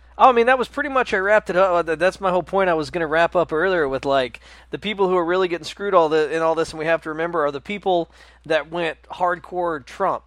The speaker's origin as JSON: {"language": "English", "region": "the South", "country": "United States", "tie": "born or raised there", "said": "we grew up in the South"}